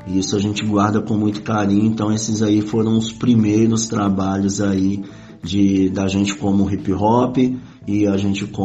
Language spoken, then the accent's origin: Portuguese; Belo Horizonte, Minas Gerais, Brazil; now in Contagem, Brazil; somos de Belo Horizonte, Minas Gerais.